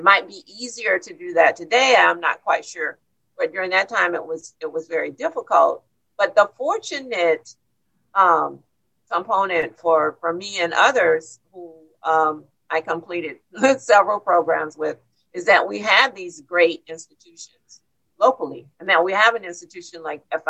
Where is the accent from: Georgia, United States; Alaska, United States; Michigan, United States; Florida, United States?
Florida, United States; Miami; I grew up in Coconut Grove here in Miami